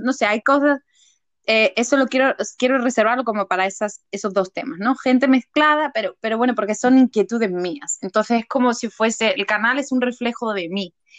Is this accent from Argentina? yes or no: no; Seville, Andalusia, Spain; moved away as an adult; now in England; soy de Sevilla, soy del sur de España